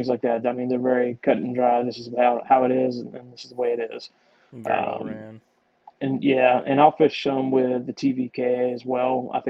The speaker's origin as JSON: {"language": "English", "region": "Georgia", "country": "United States", "tie": "born or raised there", "said": "More or less born and raised in Georgia."}